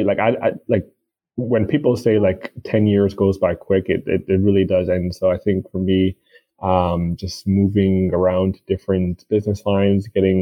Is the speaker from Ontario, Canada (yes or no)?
yes; Toronto, Ontario, Canada; also born or lived in Montreal; I was born in Toronto. My parents, they came to Canada in the late 80s or mid 80s and grew up here in Toronto.